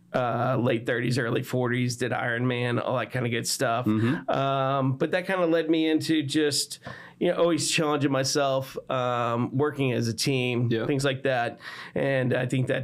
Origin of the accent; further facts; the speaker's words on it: Texas, United States; also born or lived in Chicago, Illinois; I was born outside of Chicago, but then moved down here to Texas when I was young.